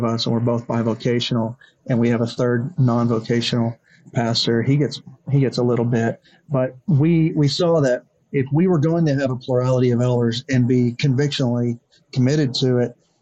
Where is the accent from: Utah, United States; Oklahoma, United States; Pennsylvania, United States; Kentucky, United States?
Oklahoma, United States; Elgin; also born or lived in Dallas-Fort Worth, Texas; the First Baptist Church of Elgin that I grew up